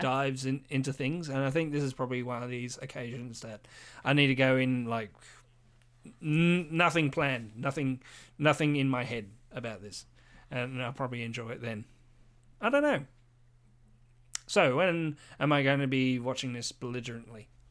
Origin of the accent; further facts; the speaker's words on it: Australia; I'm Australian